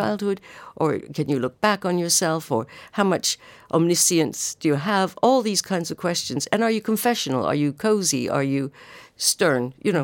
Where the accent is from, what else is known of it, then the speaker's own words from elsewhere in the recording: Canada; moved away as an adult; now in United Kingdom; I am Canadian